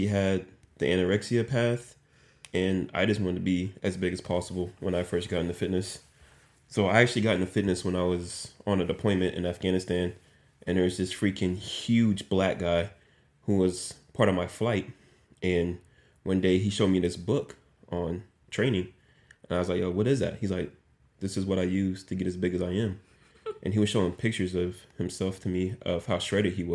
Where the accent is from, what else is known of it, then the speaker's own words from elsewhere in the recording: Dallas, Texas, United States; moved away as an adult; now in Valdosta, United States; I am from Dallas, Texas, the best state and city on the planet